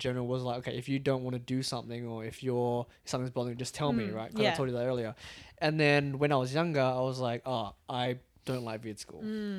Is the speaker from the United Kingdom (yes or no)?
no; Australia; accent: Australian; first language English; my accent is just so far into Australian right now.